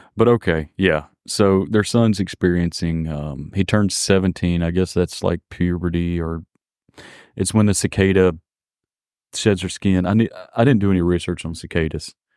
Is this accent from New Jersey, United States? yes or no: no; Mississippi, United States; I'm from Mississippi